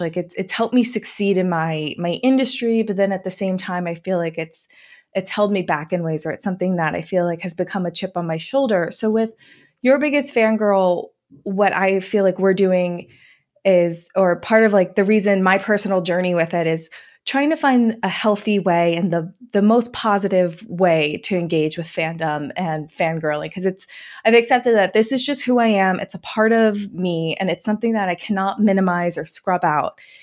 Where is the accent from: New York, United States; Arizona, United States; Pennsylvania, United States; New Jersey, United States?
New Jersey, United States; I grew up in New Jersey